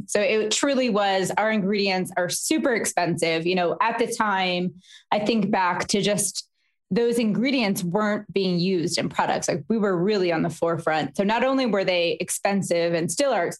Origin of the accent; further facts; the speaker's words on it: Philadelphia, Pennsylvania, United States; also born or lived in New York; I'm from Philadelphia